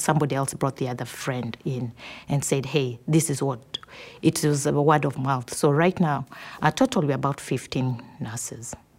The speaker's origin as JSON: {"language": "English", "country": "Kenya", "moved": "as an adult", "said": "I'm from Kenya"}